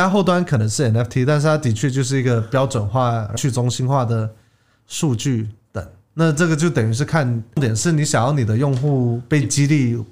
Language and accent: Chinese; Taiwan; 我一半台湾人，一半美国人，我是在台湾长大的，以前读国民小学啊